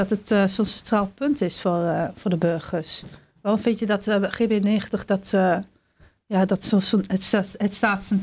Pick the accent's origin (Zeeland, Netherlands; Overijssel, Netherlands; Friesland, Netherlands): Overijssel, Netherlands; Hengelo; ik kom zelf uit Hengelo.